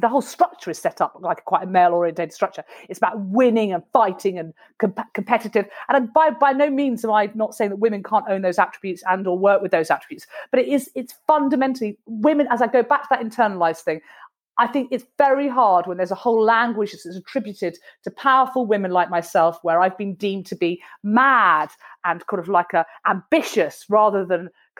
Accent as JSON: {"language": "English", "country": "United Kingdom", "said": "It's because we're very British and it's quite difficult to kind of say, you know what, I think that's really outrageous and sexist."}